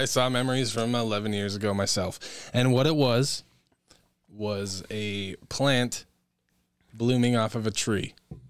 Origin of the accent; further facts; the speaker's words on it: Idaho, United States; We're from Idaho. We're native Idahoans.